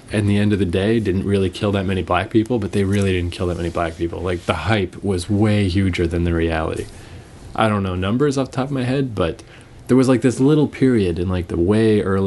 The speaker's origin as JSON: {"language": "English", "town": "Fredericton", "region": "New Brunswick", "country": "Canada", "tie": "born or raised there", "moved": "yes", "said": "I am from Fredericton, New Brunswick"}